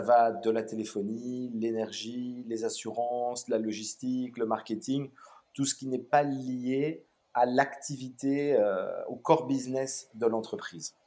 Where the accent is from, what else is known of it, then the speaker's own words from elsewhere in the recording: Brussels, Brussels-Capital Region, Belgium; also born or lived in Melbourne, Australia; je suis bruxellois d'origine. J'ai grandi juste à côté. on habitait à côté du Manneken Peace, donc vraiment centre-ville de, de, Bruxelles